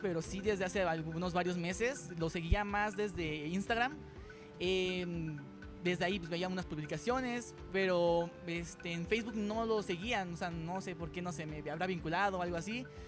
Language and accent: Spanish; Toluca, State of Mexico, Mexico; soy de aquí de Toluca